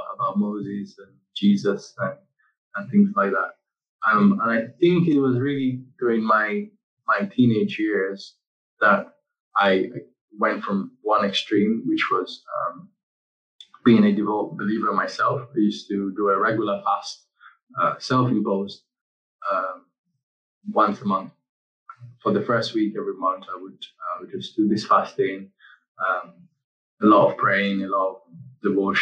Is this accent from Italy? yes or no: yes; Italy; moved away as an adult; also born or lived in Nigeria; now in England; I was born in Nigeria, grew up in Italy, but I've been in England for over a decade now